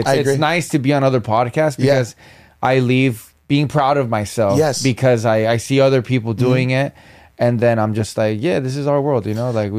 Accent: Norwalk, California, United States; I'm from Norwalk

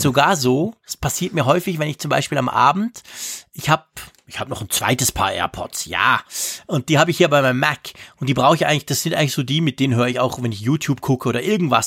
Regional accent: Switzerland; bei uns in der Schweiz

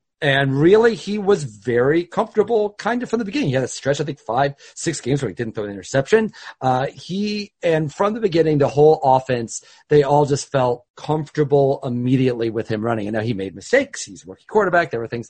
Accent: Midwest, United States; moved away; also born or lived in St. Louis, Missouri; I grew up in the Midwest when they were in St. Louis

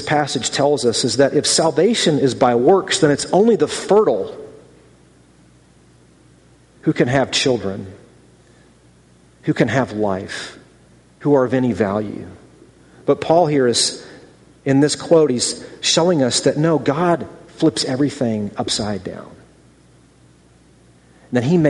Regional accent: Ann Arbor, Michigan, United States; moved away as an adult; also born or lived in California / North Carolina / Philadelphia; I was born in Ann Arbor, Michigan in 1974 to Bill and Kitty …. I grew up there, went to high school there

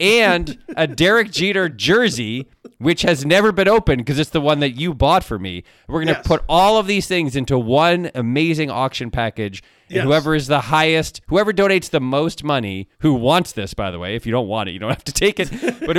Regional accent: Ann Arbor, Michigan, United States; I was born in Ann Arbor. I'm a Michigan guy.

